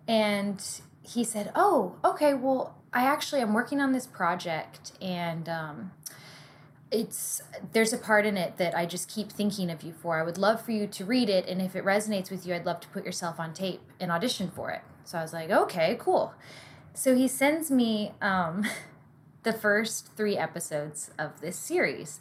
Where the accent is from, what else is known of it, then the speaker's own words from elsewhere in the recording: the South, United States; I grew up in the South